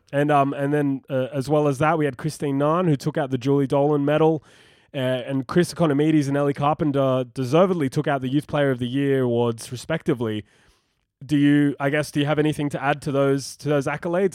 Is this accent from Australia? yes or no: yes; Australia; an Australian football fan